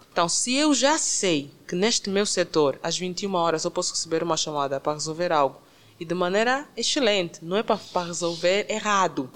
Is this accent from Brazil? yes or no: no; Angola; Eu sou angolana, okay. de raiz, sem, sem dúvidas